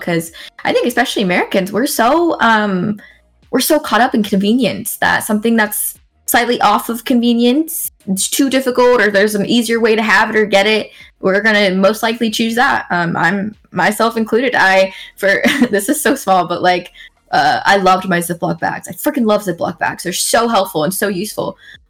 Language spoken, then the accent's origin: English; Okinawa, Japan; I would honestly go back to Japan. I grew up in Okinawa, and it was the most wonderful childhood.